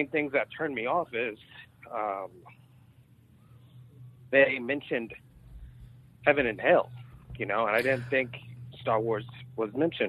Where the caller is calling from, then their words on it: Frisco, Texas, United States; Hey. I'm calling from Frisco.